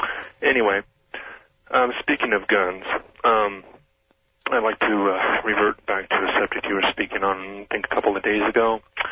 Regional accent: Sacramento, California, United States; I'm from Sacramento.

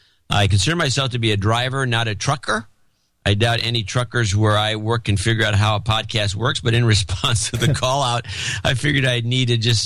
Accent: Perth, Western Australia, Australia; moved away; I'm originally from Gitmo Nation Down Under and currently working towards moving back home to Perth.

